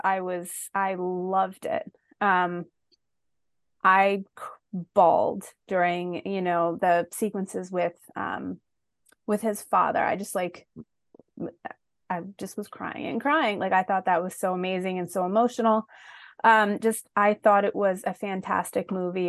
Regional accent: Philadelphia, Pennsylvania, United States; I'm from Philly

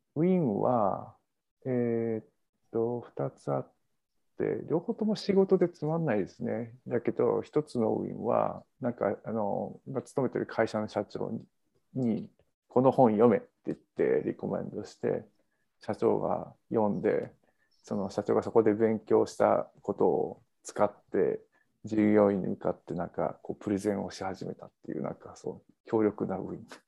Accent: Kanto, Japan; accent: Kanto dialect; also born or lived in Canada; now in United States; 関東生まれ関東育ちなんで関東弁の人

